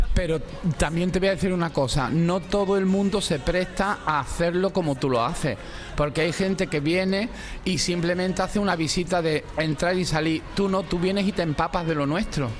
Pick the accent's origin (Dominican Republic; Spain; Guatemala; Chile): Spain; Málaga, Andalusia; soy malagueño